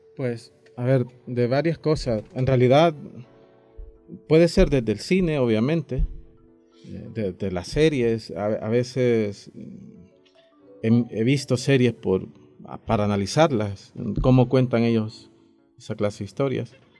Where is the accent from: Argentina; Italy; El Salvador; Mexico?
El Salvador